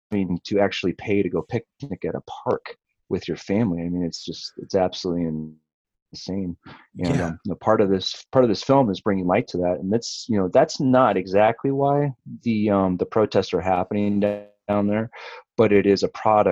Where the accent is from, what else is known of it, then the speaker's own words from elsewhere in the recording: Upper Peninsula, Michigan, United States; now in Colorado, United States; I grew up in Michigan